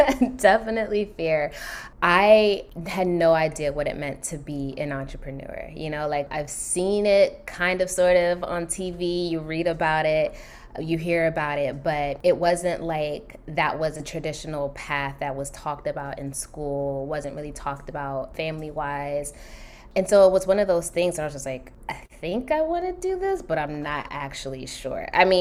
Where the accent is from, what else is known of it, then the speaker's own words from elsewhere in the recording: Nigeria; So it's funny, yes, being Nigerian is like, yes, you're a doctor, lawyer, engineer, something like that, right?